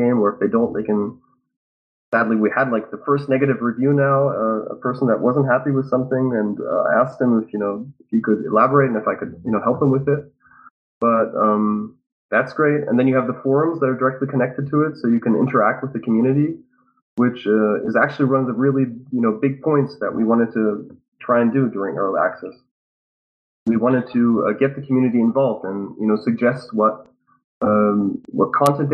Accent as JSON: {"language": "English", "country": "Germany", "said": "me being German"}